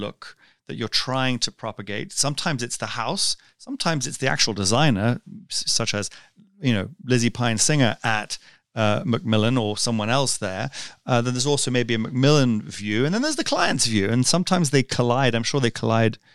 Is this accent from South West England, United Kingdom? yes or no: no; London, United Kingdom; we were growing up in London